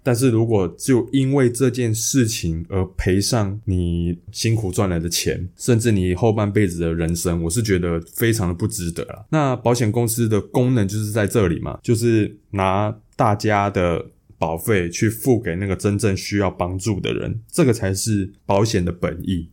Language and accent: Chinese; Hualien County, Taiwan; 那我们的老家在花莲啊